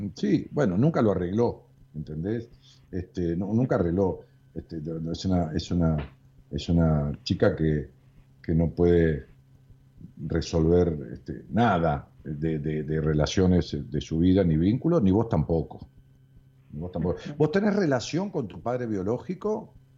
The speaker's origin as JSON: {"language": "Spanish", "region": "outskirts of Buenos Aires", "country": "Argentina", "tie": "born or raised there", "said": "la ciudad donde yo nací, en el pueblo, digamos, acá en las afueras de la capital federal, este, en los límites con la capital federal"}